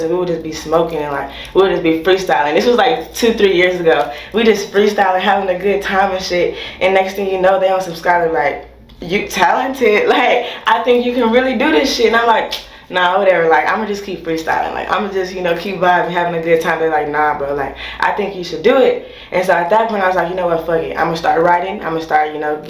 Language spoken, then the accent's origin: English; Austin, Texas, United States; also born or lived in a small town (unnamed); I was born in Austin, moved to a small town, but Austin, Texas baby, that's what I am.